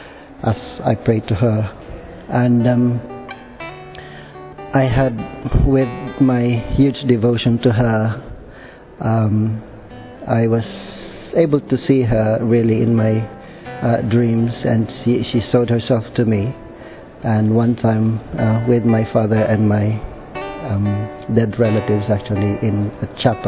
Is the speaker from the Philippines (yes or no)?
yes; Philippines; moved away; I came from the Philippines